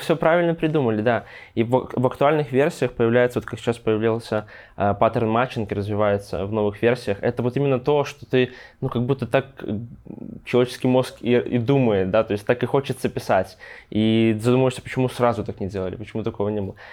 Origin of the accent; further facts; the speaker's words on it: Grodno, Grodno Region, Belarus; родом я из Гродно